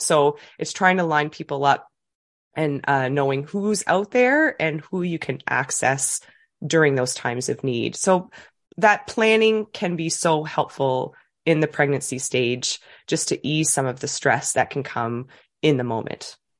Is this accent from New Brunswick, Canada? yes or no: yes; New Brunswick, Canada; moved away as an adult; now in Dartmouth, Canada; I'm from New Brunswick originally. I moved to Nova Scotia, always had a love for Nova Scotia, but came here for university and just kinda never left.